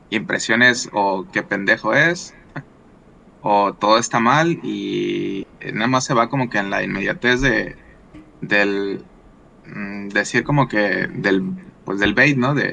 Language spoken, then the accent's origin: Spanish; La Paz, Baja California Sur, Mexico; De dónde soy de La Paz, California